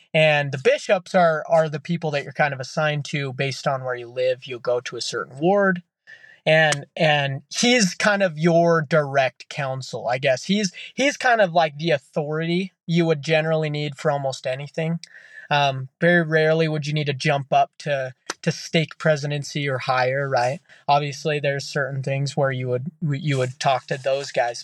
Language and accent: English; Utah, United States; growing up in Utah as a kid